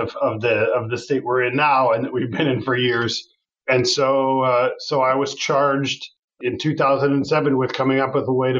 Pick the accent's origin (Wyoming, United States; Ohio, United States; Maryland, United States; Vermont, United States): Ohio, United States; Cleveland; moved away as an adult; now in New York, United States; I'm from Cleveland, Ohio originally.